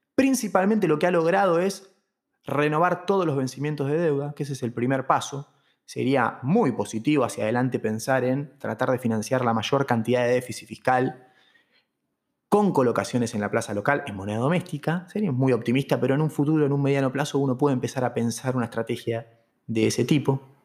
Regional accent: Argentina

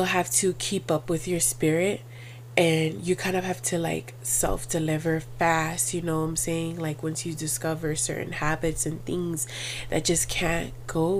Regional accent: Miami, Florida, United States; I was born and raised in Miami

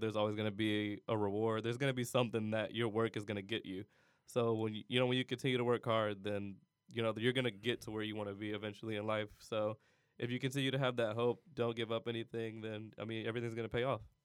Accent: Cleveland, Ohio, United States; moved away as an adult; also born or lived in California / Miami, Ohio; I'm not from California. I'm from Cleveland, Ohio.

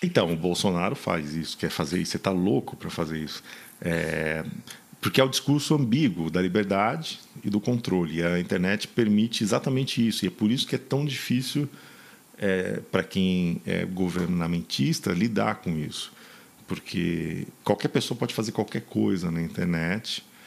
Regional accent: São Paulo, Brazil; moved away as an adult; Eu era de São Paulo, concreto, rock

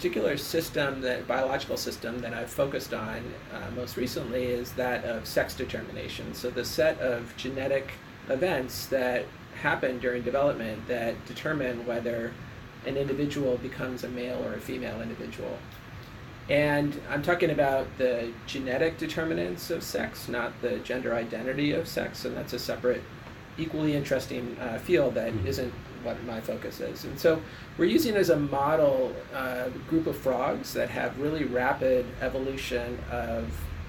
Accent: United States; moved away as an adult; also born or lived in Canada; now in Hamilton, Canada; I'm from the United States. I'm an immigrant here, and I am the child of immigrant parents. My parents are from the United Kingdom.

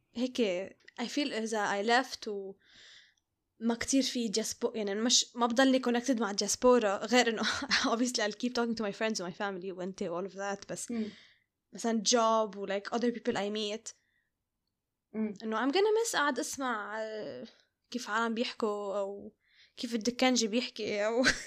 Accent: Lebanon; moved away; بالبيت وبالعائلة وبلبنان

